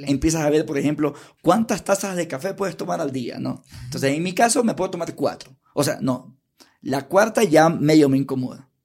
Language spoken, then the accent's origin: Spanish; Guayaquil, Guayas, Ecuador; moved away as an adult; now in Quito, Ecuador; Me crié en Guayaquil